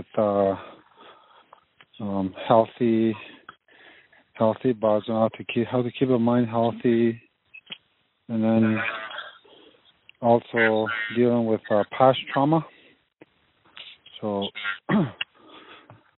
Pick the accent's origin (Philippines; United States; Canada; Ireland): Canada; Lac Brochet, Manitoba; I'm from Lac Rocher, Manitoba.